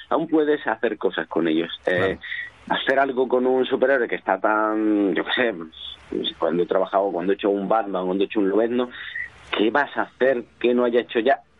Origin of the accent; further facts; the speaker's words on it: southern Spain, Spain; del sur de España.